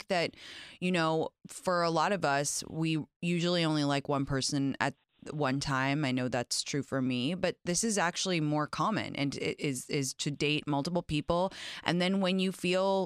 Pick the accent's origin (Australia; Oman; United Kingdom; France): United Kingdom; England; now in United States; I grew up in England